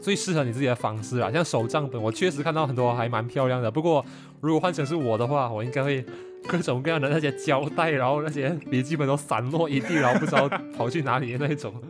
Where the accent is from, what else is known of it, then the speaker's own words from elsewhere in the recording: Malaysia; 因为这就是我们马来西亚人的象征。